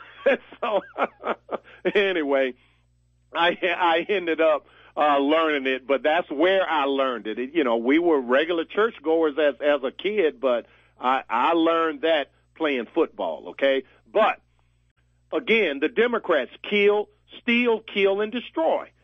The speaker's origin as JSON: {"language": "English", "region": "Virginia", "country": "United States", "tie": "born or raised there", "said": "my home state of Virginia"}